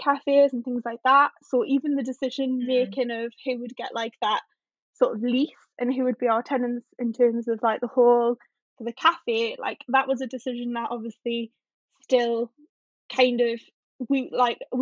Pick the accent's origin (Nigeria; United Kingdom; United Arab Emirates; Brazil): United Kingdom; North Tyneside, North East England; I'm from North Tyneside, so I'm the other side of the river